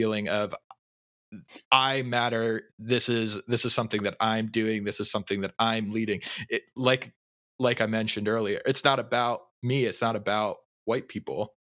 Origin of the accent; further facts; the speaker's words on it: Pennsylvania, United States; I grew up in Pennsylvania, my family has lived in Pennsylvania their entire lives